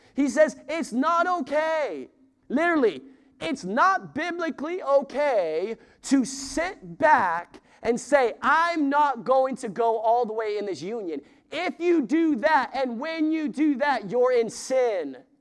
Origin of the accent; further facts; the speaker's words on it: the West, United States; I'm from the West.